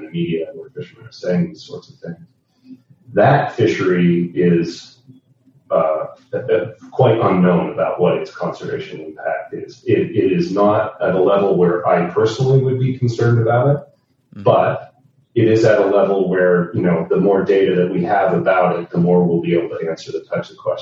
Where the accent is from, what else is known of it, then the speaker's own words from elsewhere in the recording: Nova Scotia, Canada; born and raised in Nova Scotia